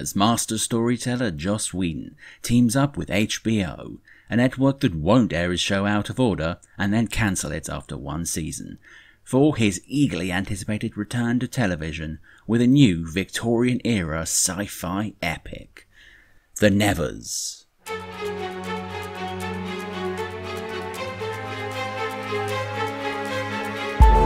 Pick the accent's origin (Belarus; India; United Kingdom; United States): United Kingdom; London; I'm the English one from sunny-ish London town.